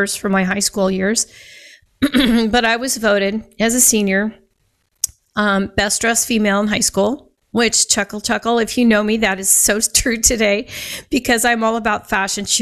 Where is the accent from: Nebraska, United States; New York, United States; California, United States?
Nebraska, United States; Scottsbluff; I grew up in Scottsbluff, Nebraska